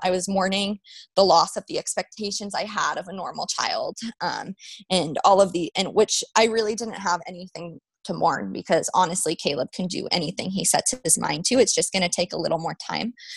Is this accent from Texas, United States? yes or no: no; Las Vegas, Nevada, United States; moved away as an adult; also born or lived in New Mexico; I was born and raised in Vegas